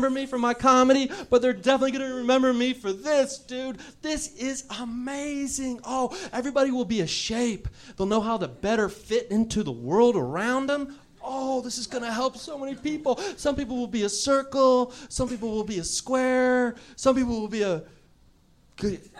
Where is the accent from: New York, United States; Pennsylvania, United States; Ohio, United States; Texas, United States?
Ohio, United States; now in Los Angeles, United States; When I was younger, I moved to Los Angeles from Ohio back and forth a bunch of times.